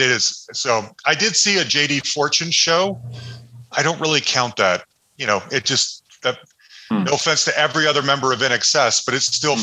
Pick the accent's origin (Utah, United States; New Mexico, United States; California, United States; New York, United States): Utah, United States; Salt Lake City; Growing up in Salt Lake City